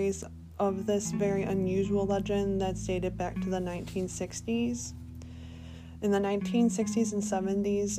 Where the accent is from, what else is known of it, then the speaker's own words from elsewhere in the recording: Michigan, United States; my home state of Michigan